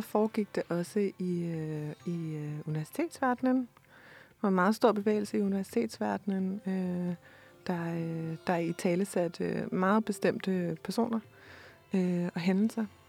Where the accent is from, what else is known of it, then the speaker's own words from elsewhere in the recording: Denmark; her hjemme i Danmark